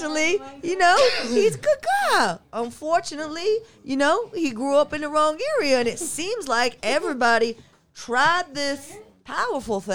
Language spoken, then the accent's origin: English; North Carolina, United States; moved away as an adult; now in Shelton, United States; I grew up in North Carolina